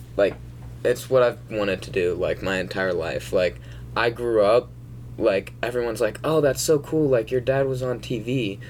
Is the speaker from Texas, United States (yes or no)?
yes; Dallas, Texas, United States; also born or lived in Atlanta, Georgia; for those of you who don't know. I was born in Atlanta, grew up in Dallas, Texas, sort of against my will. I don't claim to be a Texan.